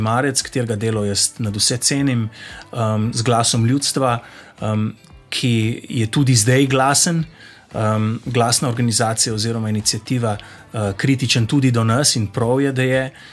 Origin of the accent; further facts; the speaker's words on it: Zasavje, Slovenia; Jaz sem iz Zasavja, tam um, nam je ta okoljski aktivizem položen v bistvu v zibelko